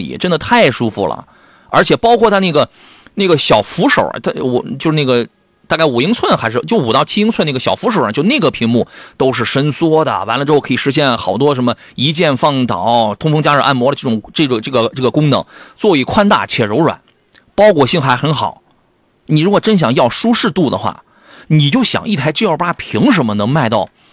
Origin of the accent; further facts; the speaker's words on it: Qingdao, Shandong, China; moved away; 这我老家的朋友